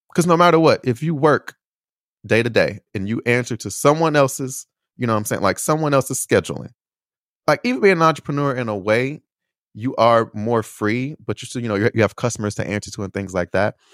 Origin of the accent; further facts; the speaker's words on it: United States; moved away as an adult; also born or lived in Chicago / Indiana / Beijing / Taiwan; I am American. I was born here. I was raised here